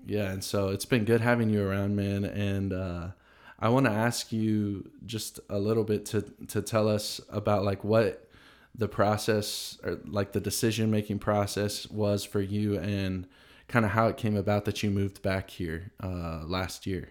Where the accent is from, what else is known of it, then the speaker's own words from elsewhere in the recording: Tennessee, United States; I grew up in Tennessee in the South